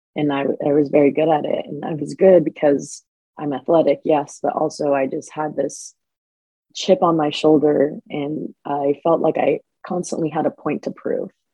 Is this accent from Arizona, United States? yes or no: yes; Phoenix, Arizona, United States; moved away as an adult; now in San Diego, United States; I'm from Phoenix, Arizona. Lived there my entire life up until the last few years. I moved to San Diego. Growing up in Phoenix